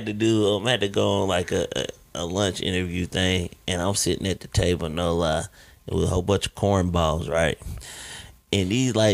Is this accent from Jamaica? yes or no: yes; Jamaica; Yeah, I'm Jamaican and half German.